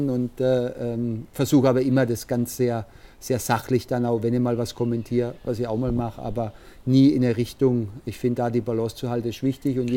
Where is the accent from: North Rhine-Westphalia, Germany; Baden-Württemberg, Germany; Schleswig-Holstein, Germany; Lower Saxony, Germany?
Baden-Württemberg, Germany; Karlsruhe; born there; also ich bin in Karlsruhe geboren.